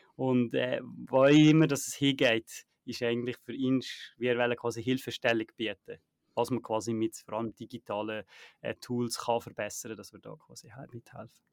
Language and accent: German; Naters, Valais, Switzerland; moved away; Naters äh, Wallis, wenn ich halt äh, mal zurück in, in meiner Heimat